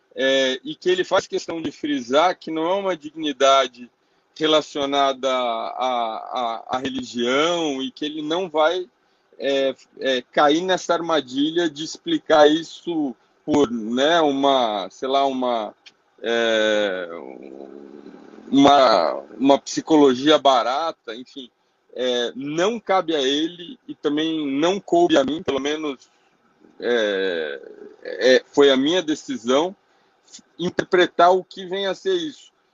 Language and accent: Portuguese; Brazil; como brasileiro